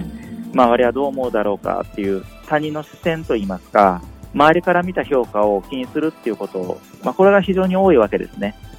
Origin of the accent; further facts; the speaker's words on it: Kyoto, Japan; moved away as an adult; also born or lived in Kobe / Kushiro / Ehime / Fukuoka; 私はあの京都市の生まれで同志社大学の小学部を卒業した後